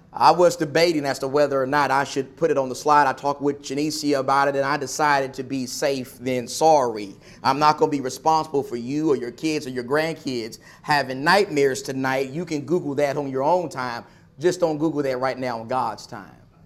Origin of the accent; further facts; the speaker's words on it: Nacogdoches, Texas, United States; moved away; my hometown of Nacogdoches, Texas